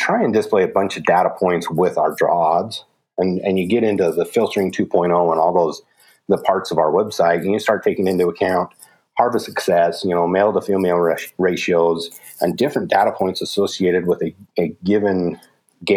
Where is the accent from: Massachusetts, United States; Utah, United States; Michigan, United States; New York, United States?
Utah, United States; my home state of Utah